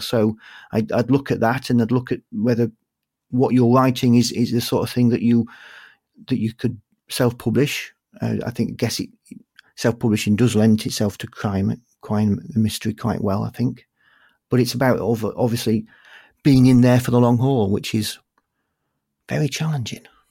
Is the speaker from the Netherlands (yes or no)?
no; Yorkshire and the Humber, United Kingdom; accent: Yorkshire; my Yorkshire accent